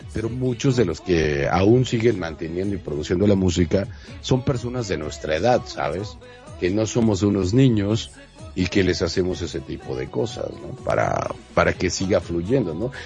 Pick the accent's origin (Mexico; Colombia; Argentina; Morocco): Mexico; Monterrey, Nuevo León; now in Mexico City, Mexico; yo soy de Monterrey